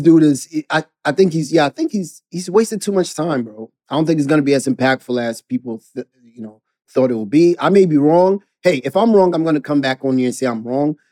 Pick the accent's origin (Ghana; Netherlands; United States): Ghana; growing up in Ghana